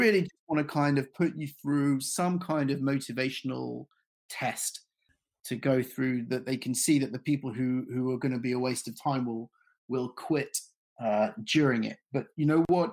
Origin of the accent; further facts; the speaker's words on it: London, United Kingdom; I grew up in London